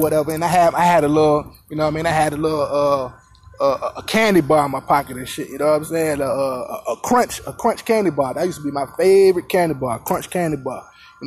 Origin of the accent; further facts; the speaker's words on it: Virginia, United States; I was in Virginia, my hometown, Virginia